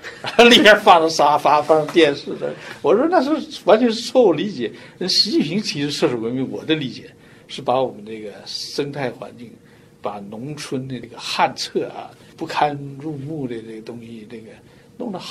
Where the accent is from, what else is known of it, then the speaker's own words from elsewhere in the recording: China; moved away as an adult; now in United States; 所以我在中国出生长大的，一方水土养一方人，是不是？所以我就说，我在中国